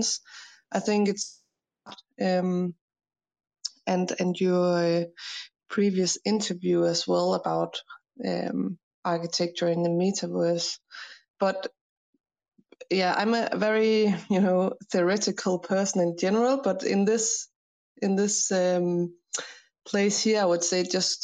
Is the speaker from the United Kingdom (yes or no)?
no; Denmark; I'm an architect from Denmark